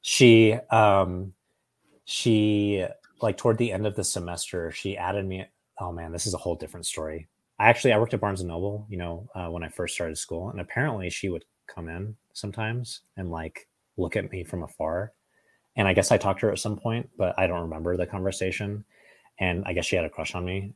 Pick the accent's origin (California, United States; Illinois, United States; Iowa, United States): California, United States; Oakhurst; also born or lived in Fresno, California; I grew up in this town called Oakhurst, which is just outside of Yosemite National Park